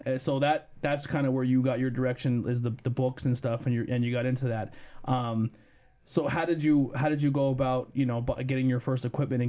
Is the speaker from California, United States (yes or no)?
no; Minersville, Pennsylvania, United States; I went to North Schuylkill for 2 years. I'm originally from Monterey, but I went there to play soccer.